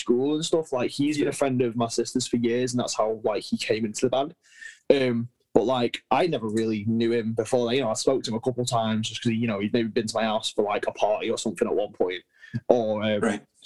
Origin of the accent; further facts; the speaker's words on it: United Kingdom; we're British